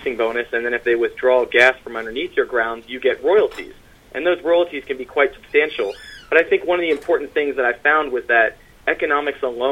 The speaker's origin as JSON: {"language": "English", "region": "Pennsylvania", "country": "United States", "moved": "yes", "lives_now": "New York, United States", "said": "I'm from southeastern Pennsylvania outside of Philadelphia"}